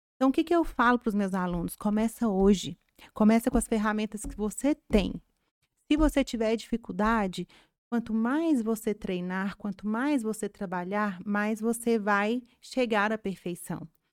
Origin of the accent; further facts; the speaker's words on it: Carmo da Mata, Minas Gerais, Brazil; a gente que é, é, do interior, né? Eu sou lá de Carmo da Mata